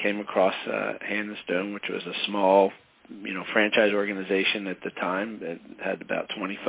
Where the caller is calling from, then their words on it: Hamilton, New Jersey, United States; I'm calling from Hamilton, New Jersey, which is actually just outside of Philadelphia.